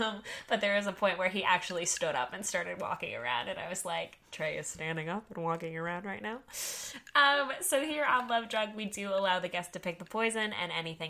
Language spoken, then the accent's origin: English; Texas, United States; born or raised there